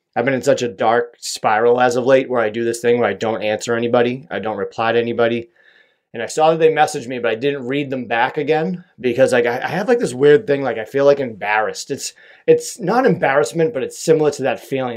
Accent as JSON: {"language": "English", "town": "Boston", "region": "Massachusetts", "country": "United States", "accent": "Boston", "said": "my Boston accent"}